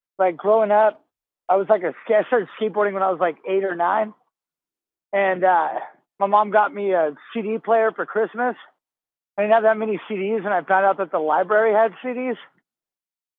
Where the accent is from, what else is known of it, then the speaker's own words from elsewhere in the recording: Bay Area, California, United States; growing up in the Bay Area